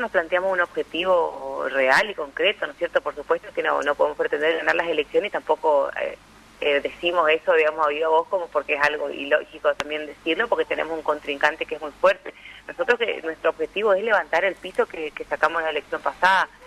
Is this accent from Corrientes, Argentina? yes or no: yes; Paso de los Libres, Corrientes, Argentina; soy de Paso de los Libres, soy del interior